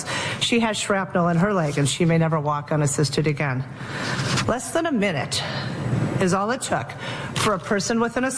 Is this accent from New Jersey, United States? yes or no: no; Highland Park, Illinois, United States; my hometown